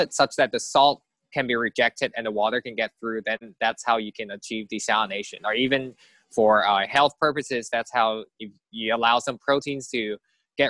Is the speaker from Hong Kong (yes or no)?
yes; Hong Kong; moved away; also born or lived in Berkeley, California / Cambridge / Massachusetts; I grew up in Hong Kong, and that's kind of where everything is like a concrete jungle